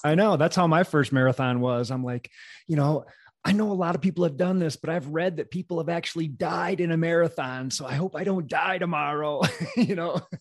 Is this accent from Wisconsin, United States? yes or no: yes; Wisconsin, United States; I'm from Wisconsin